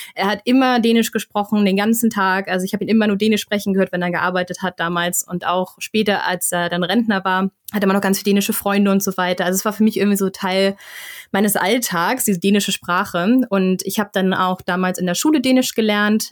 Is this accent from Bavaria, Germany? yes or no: no; Flensburg, Schleswig-Holstein, Germany; moved away as an adult; also born or lived in Stockholm, Sweden; now in Sweden; ich komme aus Flensburg, also aus der nördlichsten Stadt Deutschlands.